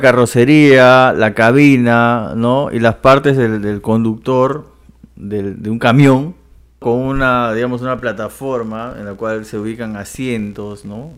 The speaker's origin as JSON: {"language": "Spanish", "region": "Loreto", "country": "Peru", "said": "En mi tierra, que es el jumbo"}